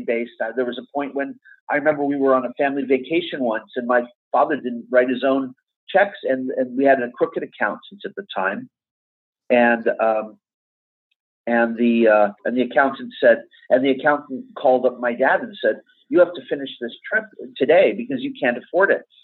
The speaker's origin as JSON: {"language": "English", "town": "Beverly Hills", "region": "California", "country": "United States", "tie": "born or raised there", "said": "I grew up in Beverly Hills"}